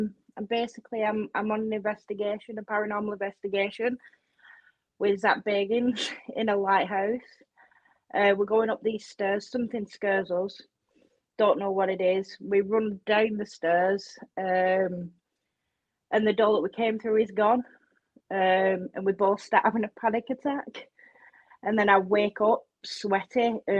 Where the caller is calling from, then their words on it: United Kingdom; The UK.